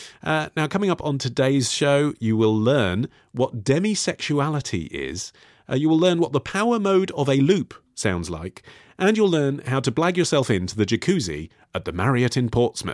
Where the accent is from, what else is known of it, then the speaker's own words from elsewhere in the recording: Canada; caused me great spiritual pain as a Canadian. Here in Canada, cedar plank salmon is practically a national dish.